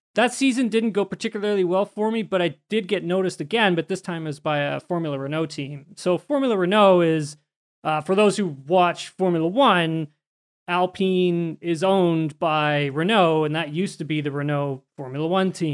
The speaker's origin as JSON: {"language": "English", "country": "Canada", "said": "we're both Canadian"}